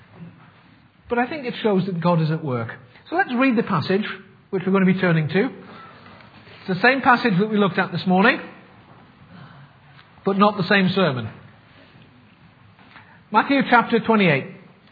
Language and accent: English; Sunderland, North East England, United Kingdom; I come from Sunderland, which definitely rules me out of the native English speaking class.